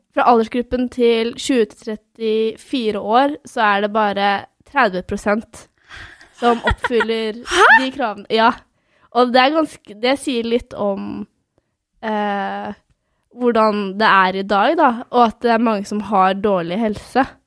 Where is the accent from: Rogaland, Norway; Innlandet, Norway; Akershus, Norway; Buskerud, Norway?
Buskerud, Norway; Svelvik; jeg er fra Svelvik, eller Svelvik, da, som vi kaller det sørpå. Som en halvtime utenfor Drammen.